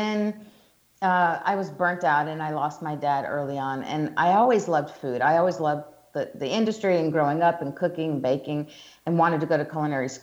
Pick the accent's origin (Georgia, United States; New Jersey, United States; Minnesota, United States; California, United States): Georgia, United States; accent: Southern; moved away as an adult; also born or lived in New York City / Italy / Hong Kong; I'm from the South, as we talked about before. I'm from Georgia